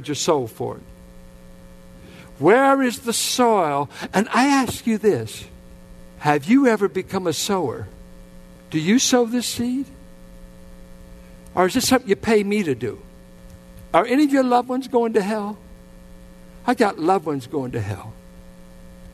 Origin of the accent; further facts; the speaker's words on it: Richmond, United States; I grew up in the Richmond Triangle.